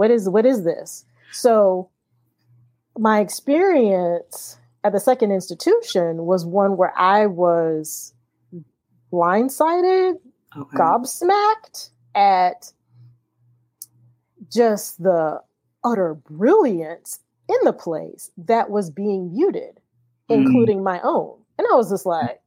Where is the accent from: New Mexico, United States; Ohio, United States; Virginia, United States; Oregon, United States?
Ohio, United States; Akron; I'm from the Midwest. I'm from Akron, Ohio.